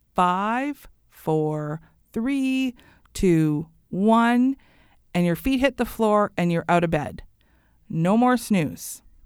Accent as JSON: {"language": "English", "country": "Canada", "said": "I love being Canadian"}